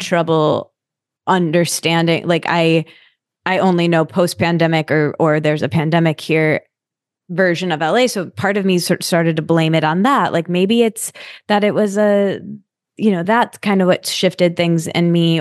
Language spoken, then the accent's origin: English; East Lansing, Michigan, United States; also born or lived in New York; I'm from East Lansing, so I grew up there and I went to school there too